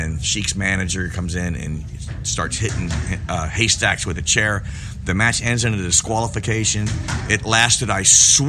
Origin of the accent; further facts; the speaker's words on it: Forest Park, Ohio, United States; I grew up in a town called Forest Park, Ohio